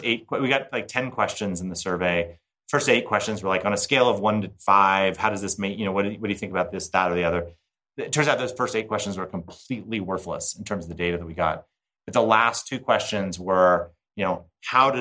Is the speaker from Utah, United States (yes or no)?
yes; Park City, Utah, United States; the Sundance Film Festival, which is hosted in my hometown